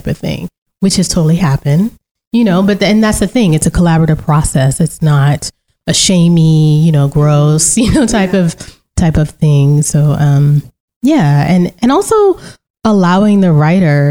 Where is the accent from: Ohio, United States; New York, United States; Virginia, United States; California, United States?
Virginia, United States; Central; accent: Southeastern U.S. English, Central Virginia African-American English (AAVE); first language African-American English; also born or lived in Central North Carolina / Central France; I speak Southeastern U.S. English, and I know that's a broad term, specifically Central Virginia, I guess now Central North Carolina, African-American English